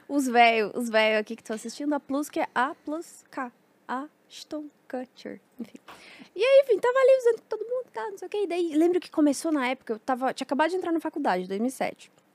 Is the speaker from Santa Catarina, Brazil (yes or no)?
yes; Mafra, Santa Catarina, Brazil; era o canal Mafra, que eu sou de Santa Catarina